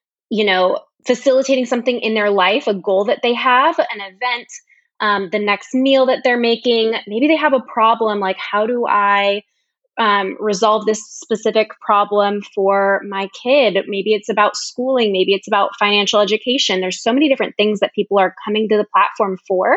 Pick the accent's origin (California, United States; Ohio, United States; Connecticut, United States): California, United States; Sacramento; I'm from Sacramento, California.